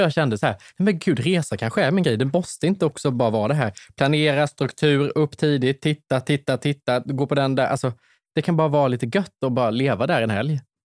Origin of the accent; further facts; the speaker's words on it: Värnamo, Jönköping County, Sweden; accent: Värnamo dialect; now in Stockholm, Sweden; mina hemtrakter i Småland